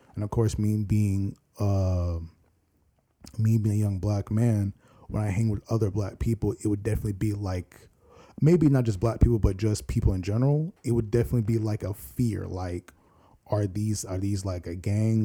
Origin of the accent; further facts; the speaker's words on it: Virginia Beach, Virginia, United States; also born or lived in Norfolk, Virginia; I was born in Norfolk, but raised in Virginia Beach